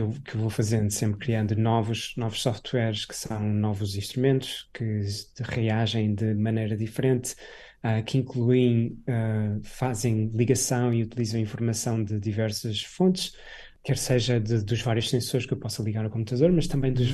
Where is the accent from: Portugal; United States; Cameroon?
Portugal; moved away as an adult; a vila onde eu, onde eu, onde eu cresci, no, no interior